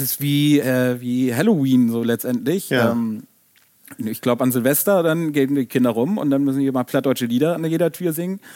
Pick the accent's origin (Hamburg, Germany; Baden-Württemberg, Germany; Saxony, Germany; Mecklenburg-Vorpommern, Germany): Hamburg, Germany; moved away as an adult; now in Erfurt, Germany; wir Hamburger sind ja eigentlich sonst ein bisschen kühl und zurückhaltend